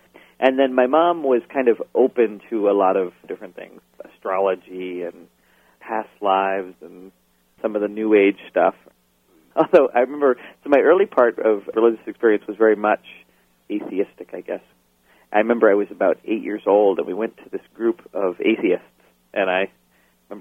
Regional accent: Portland, Maine, United States; also born or lived in Syracuse, New York; I grew up in Portland, Maine, primarily. I was actually born in Syracuse, New York, but lived there only for a brief time.

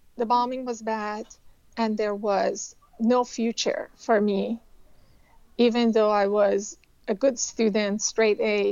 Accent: Tehran, Tehran Province, Iran; moved away as an adult; now in United States; I grew up in Tehran, Iran

